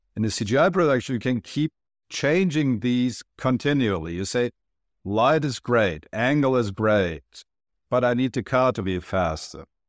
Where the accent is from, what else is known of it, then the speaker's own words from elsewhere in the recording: Germany; moved away; also born or lived in Turkey / New York; I'm originally from Turkey, but I grew up in Germany